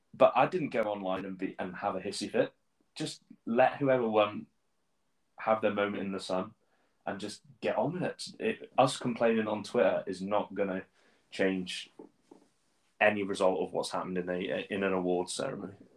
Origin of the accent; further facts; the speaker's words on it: Shrewsbury, West Midlands, United Kingdom; moved away as an adult; now in Scotland; I'm a Shrewsbury Town fan as well, my hometown club